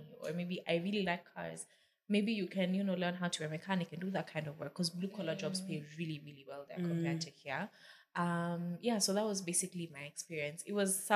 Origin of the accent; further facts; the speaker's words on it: Kenya; moved away as an adult; also born or lived in United States; now in Nairobi, Kenya; I'm going to come back to Kenya